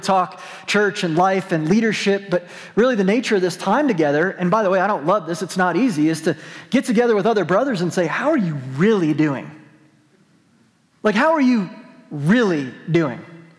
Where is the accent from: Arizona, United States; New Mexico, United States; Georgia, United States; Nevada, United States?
New Mexico, United States; I'm from New Mexico. My parents go to this church.